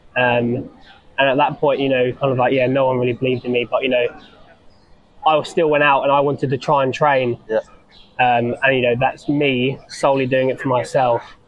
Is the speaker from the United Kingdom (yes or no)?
yes; East Sussex, South East England, United Kingdom; from East Sussex, so I'm like in between Brighton and London.